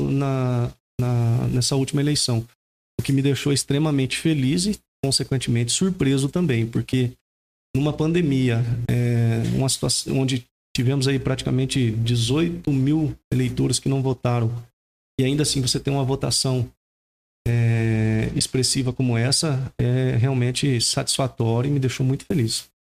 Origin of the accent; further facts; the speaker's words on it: Rio Preto, São Paulo, Brazil; moved away as an adult; now in São Roque, Brazil; retornar para minha terra natal, né? E nascido e criado por lá